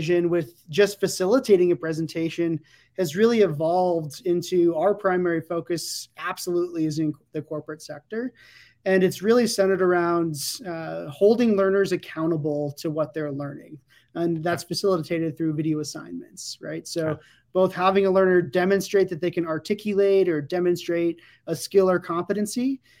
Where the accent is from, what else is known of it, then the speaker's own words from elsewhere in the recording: Loveland, Colorado, United States; moved away as an adult; also born or lived in San Diego, California; we moved from San Diego to my hometown of Loveland, Colorado